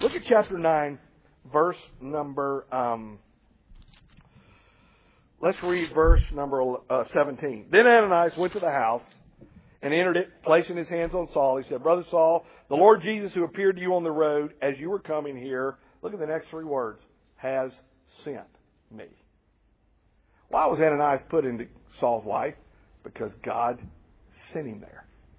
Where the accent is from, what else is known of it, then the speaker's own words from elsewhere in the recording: Nashville, Tennessee, United States; now in Columbia, United States; I'm from Nashville, Tennessee